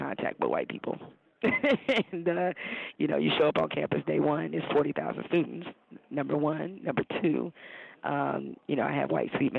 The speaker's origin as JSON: {"language": "English", "town": "Detroit", "region": "Michigan", "country": "United States", "tie": "born or raised there", "said": "I grew up in Detroit"}